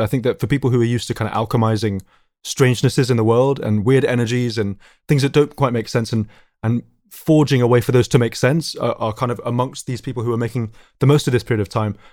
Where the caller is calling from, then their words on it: London, United Kingdom; I'm calling from North London, calling from my, my lockdown location, my family music room